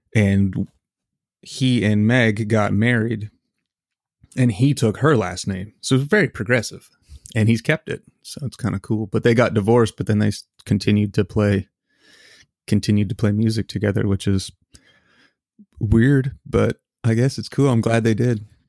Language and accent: English; Canada; now in United States; I am a Canadian citizen